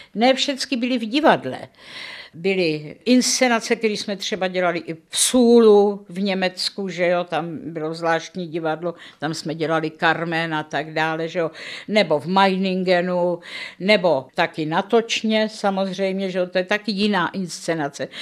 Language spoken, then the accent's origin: Czech; Prague, Czechia; Narodila jsem se v červnu 1936 v Praze